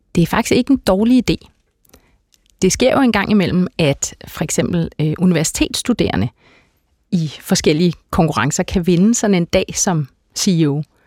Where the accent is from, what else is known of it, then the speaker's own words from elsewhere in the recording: Herlev, Capital Region of Denmark, Denmark; Jeg kommer fra et øh, helt klassisk arbejderklasse hjem øh, i, på Vestegnen